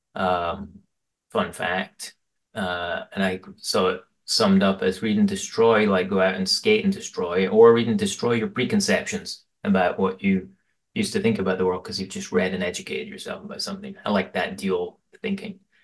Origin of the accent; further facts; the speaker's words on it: Aberdeen, Scotland, United Kingdom; now in Portland, United States; I grew up in Aberdeen in Scotland in the eighties